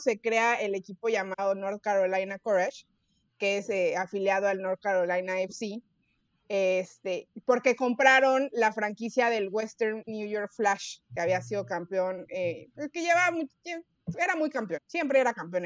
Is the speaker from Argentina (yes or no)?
no; Mexico; como buenos mexicanos que somos